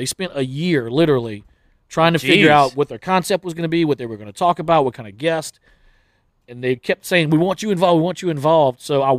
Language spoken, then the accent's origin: English; Plaquemine, Louisiana, United States; Well, I grew up in Plaquemine, which is 20 minutes over the bridge right here. And pretty much everyone in Plaquemine worked at Dow Chemical.